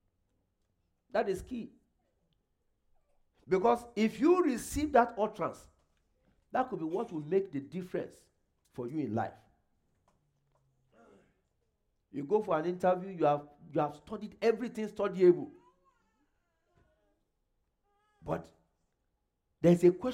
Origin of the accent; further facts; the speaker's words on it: Nigeria; moved away as an adult; now in Canada; I came from Nigeria. I had never been to US